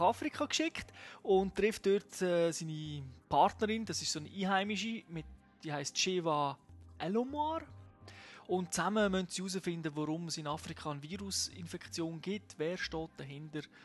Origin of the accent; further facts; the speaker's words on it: Switzerland; bei uns in der Schweiz